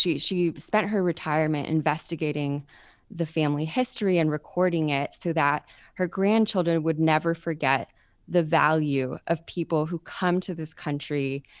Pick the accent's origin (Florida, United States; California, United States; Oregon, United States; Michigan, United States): California, United States; this white supremacy that was so pervasive in the culture when we were growing up in California.